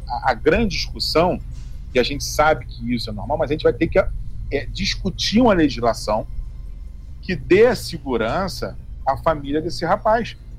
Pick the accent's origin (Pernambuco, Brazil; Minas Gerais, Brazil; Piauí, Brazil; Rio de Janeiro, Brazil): Rio de Janeiro, Brazil; Duque de Caxias; Eu sou de uma cidade do Caxias